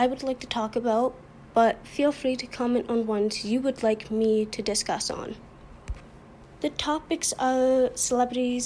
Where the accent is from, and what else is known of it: Canada